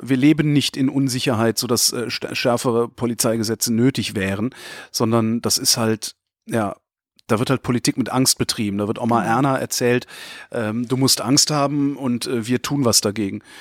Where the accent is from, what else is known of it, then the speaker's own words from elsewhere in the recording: Germany; ich stolz bin, ein Deutscher zu sein